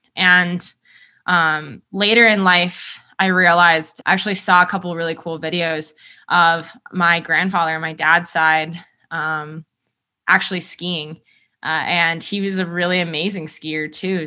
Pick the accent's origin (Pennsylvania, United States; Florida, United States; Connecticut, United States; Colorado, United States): Colorado, United States; Colorado Front Range, United States; I grew up on the Front Range